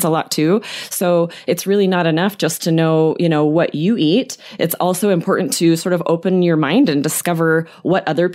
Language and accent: English; Southwest, United States; the foods that we ate in the United States